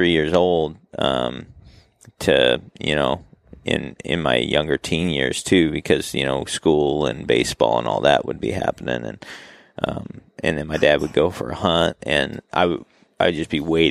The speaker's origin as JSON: {"language": "English", "town": "Salem", "region": "Oregon", "country": "United States", "tie": "born or raised there", "said": "I grew up in Salem, Oregon."}